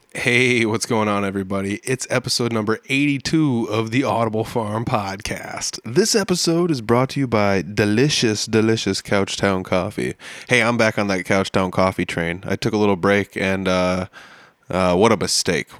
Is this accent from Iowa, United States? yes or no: yes; near Algona, Iowa, United States; it's only 20, 30 minute car ride for me uh, from my hometown